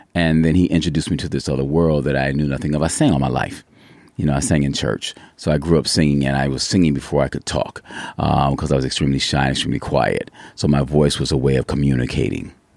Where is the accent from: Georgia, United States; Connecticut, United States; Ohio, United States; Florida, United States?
Ohio, United States; Cleveland; also born or lived in New York; now in Yucaipa, United States; originally, I'm from Cleveland, Ohio